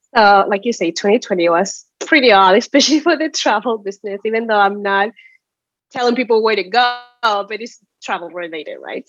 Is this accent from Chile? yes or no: yes; Chile; moved away as an adult; now in United States; I'm from Chile originally. I moved to the States ten years ago